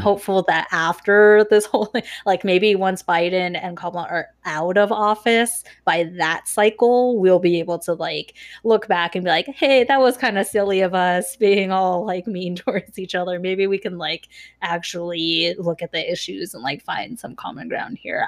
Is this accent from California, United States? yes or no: yes; Irvine, California, United States; when we were growing up in Irvine